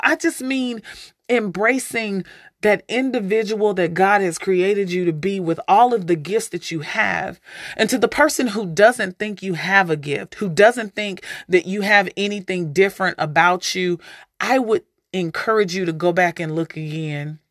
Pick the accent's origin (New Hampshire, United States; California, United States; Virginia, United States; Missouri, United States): Missouri, United States; St. Louis; also born or lived in Alaska; growing up in Saint Louis